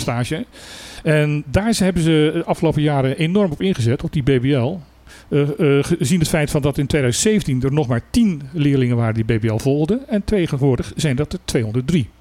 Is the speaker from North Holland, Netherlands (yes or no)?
no; Utrecht, Netherlands; ik ben geboren Utrechter, ik kan zelfs horen aan het Utrechts uit welke wijk je komt.